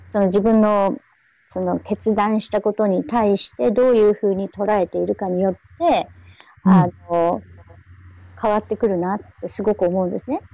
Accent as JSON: {"language": "Japanese", "town": "Hachinohe", "region": "Aomori", "country": "Japan", "tie": "born or raised there", "said": "私の出身は八戸ですけど"}